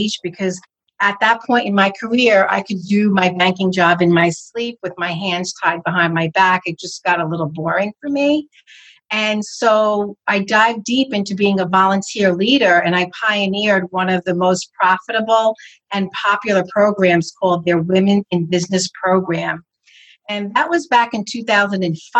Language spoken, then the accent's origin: English; northern New Jersey, United States; I'm from New Jersey, northern part of New Jersey. I'm about 45 minutes from Manhattan